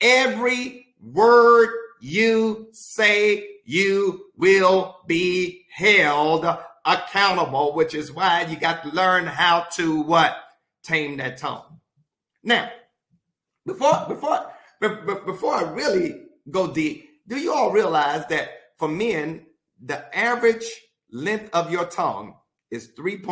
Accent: Mississippi, United States; I'm from Mississippi

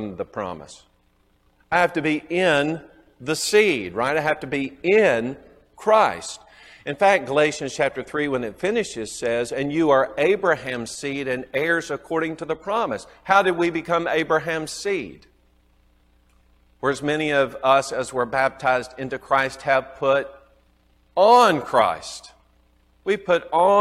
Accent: the South, United States; accent: southern; my southern accent

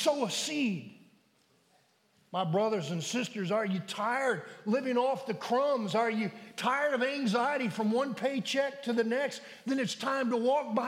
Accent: United States; we as American Christians

